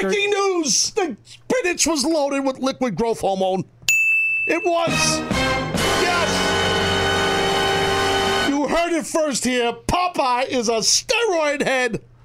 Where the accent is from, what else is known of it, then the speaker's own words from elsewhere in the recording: New York, United States; I was from New York